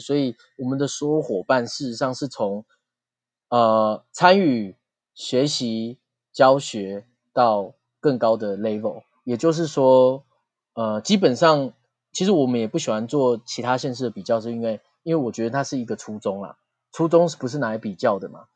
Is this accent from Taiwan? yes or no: yes; Taiwan; 我们台湾人